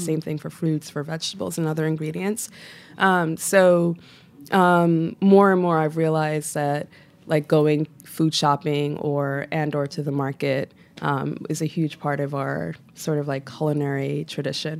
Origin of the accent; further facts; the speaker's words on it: New York City, New York, United States; the most profound impacts on, on my own sort of, like, cultural identity is, was growing up in Flatbush.